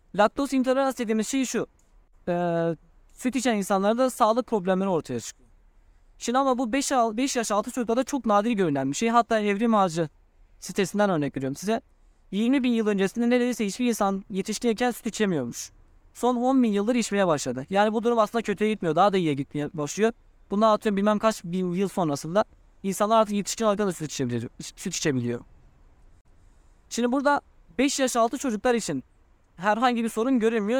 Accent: Turkey; Ben Türk'üm

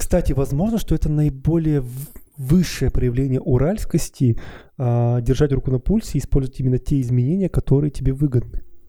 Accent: Perm, Perm Krai, Russia; мы всегда примеряем на себя, что мы пермики

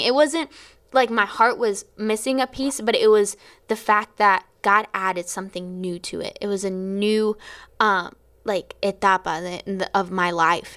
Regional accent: Florida, United States; I was from Florida

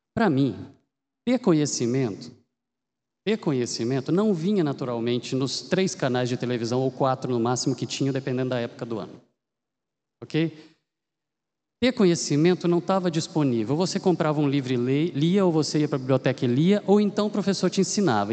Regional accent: Minas Gerais, Brazil; moved away as an adult; now in Campinas, Brazil; eu sou mineiro

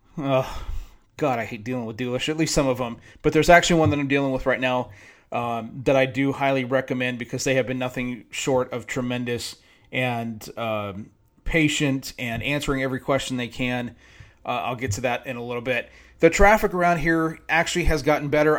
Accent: San Diego, California, United States; moved away as an adult; now in Dallas-Fort Worth, United States; growing up in San Diego

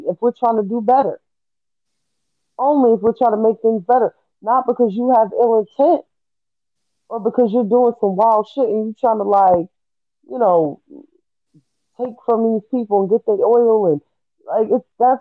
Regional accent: United States; we as American people

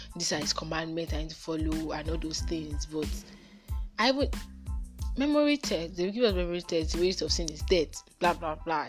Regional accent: Nigeria; I'm a Nigerian. Um, mm, I'm a Yoruba girl. Yes, I know how to speak Yoruba very well, and I know how to speak English and Pidgin

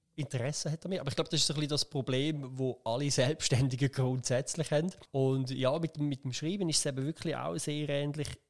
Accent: Schaffhausen, Switzerland; ich bin da in der Region aufgewachsen

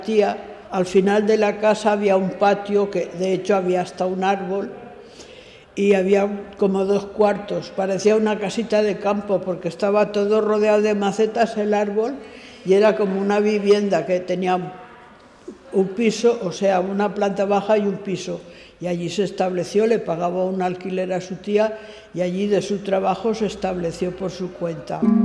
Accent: Valencia, Valencian Community, Spain; moved away as an adult; now in Formentera, Spain; nací en València, la ciutat, el 11 del 12 del 41

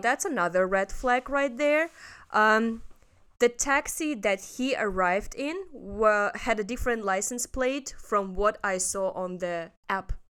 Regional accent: Russia; now in Hong Kong; I'm from Russia.

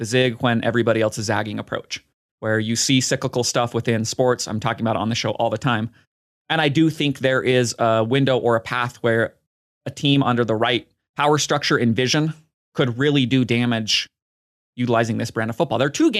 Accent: Nebraska, United States; Maybe it's because I'm so biased and I grew up in Nebraska when they were at the peak of their powers

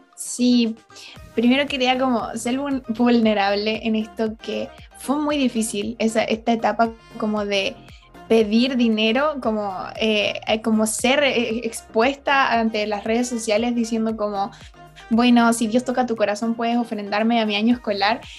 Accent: Chile; moved away as an adult; now in Redding, United States; nací en Chile, eh, esa es mi nacionalidad

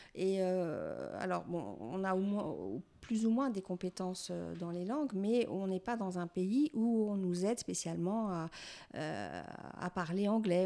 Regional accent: France; je suis française aussi

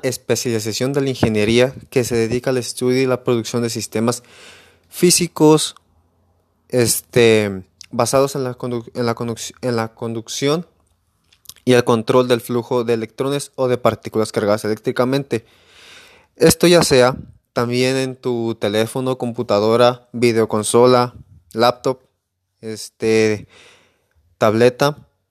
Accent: Emiliano Zapata, Michoacán, Mexico; Soy de Emiliano Zapata, Michoacán

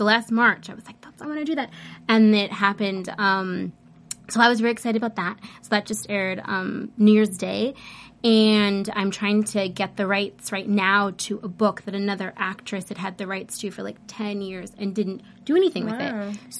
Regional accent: Los Angeles, California, United States; This is my hometown.

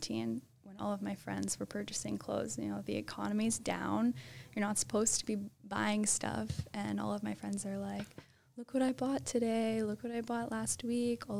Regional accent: Halifax, Nova Scotia, Canada; I'm born and raised in Halifax, Nova Scotia

